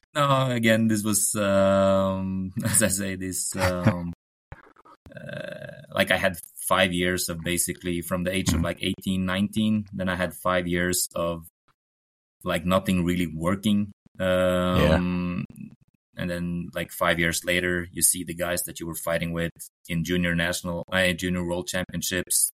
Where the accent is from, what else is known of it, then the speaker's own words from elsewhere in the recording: Oslo, Norway; English is a second language; also born or lived in Lillehammer; I'm um, Norwegian. Uh, growing up in Oslo, uh, not far from the Holmenkollen oh. arena.